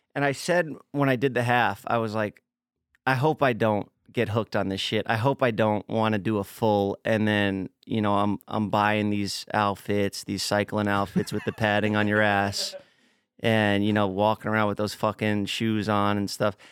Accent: New York City, New York, United States; moved away; Staten Island, my hometown

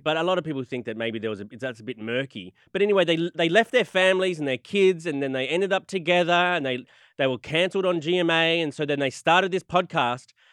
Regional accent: Australia; I'm, I'm from Australia

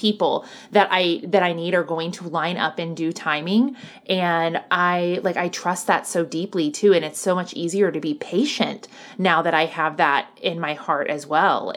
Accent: the Bible Belt, United States; I grew up in the Bible Belt where it was very much like hellfire and brimstone

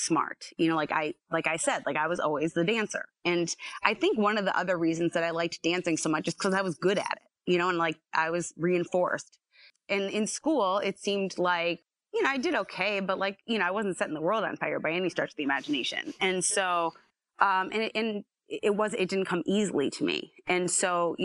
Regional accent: Scranton, Pennsylvania, United States; I was born and raised here

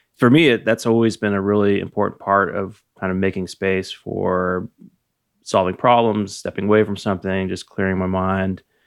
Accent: Napa, California, United States; I was born in nineteen seventy-six and I grew up in Napa

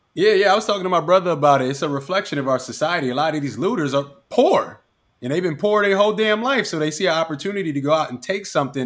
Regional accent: Philadelphia, Pennsylvania, United States; I was born in Philly.

